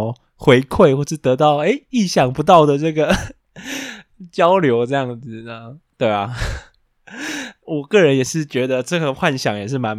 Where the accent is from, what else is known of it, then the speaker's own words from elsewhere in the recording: Taiwan; 可是我们台湾人比日常根本不会吃，